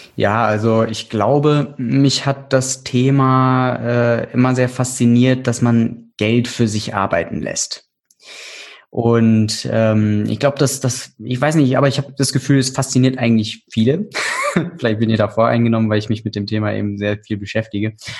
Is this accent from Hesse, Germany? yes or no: yes; Hesse, Germany; moved away as an adult; also born or lived in Portugal / Frankfurt; now in Berlin, Germany; ich bin gebürtiger Hesse